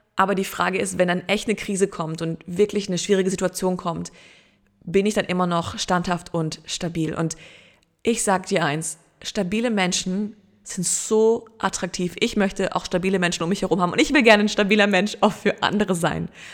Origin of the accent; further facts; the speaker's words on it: Germany; bei uns in Deutschland